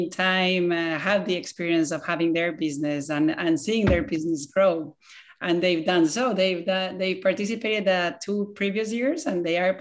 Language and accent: English; Ecuador; now in Key Biscayne, United States; I'm from originally from Ecuador